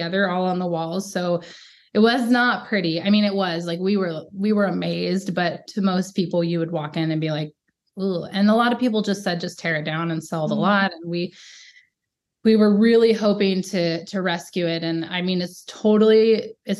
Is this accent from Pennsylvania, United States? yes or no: no; Idaho, United States; also born or lived in Texas; now in Montana, United States; I moved from Texas to Idaho with my family